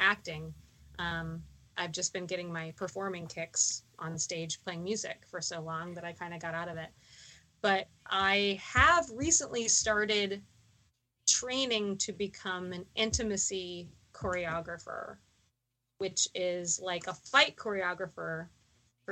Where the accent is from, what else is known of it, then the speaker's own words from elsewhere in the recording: Texas, United States; now in Baltimore, United States; as a Texan